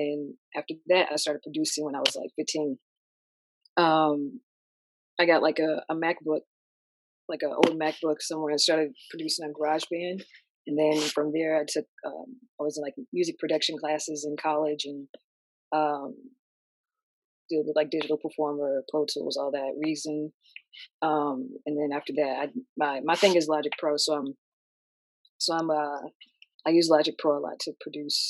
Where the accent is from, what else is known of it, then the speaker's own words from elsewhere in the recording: Indiana, United States; moved away as an adult; also born or lived in New York; now in Atlanta, United States; I'm originally from Indiana, but I'm currently in Atlanta right now.